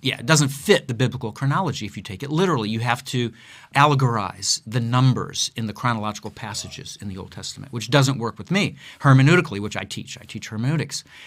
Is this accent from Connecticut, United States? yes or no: no; Akron, Ohio, United States; moved away; also born or lived in Southern California / Chicago; I am, was born and raised in Akron, Ohio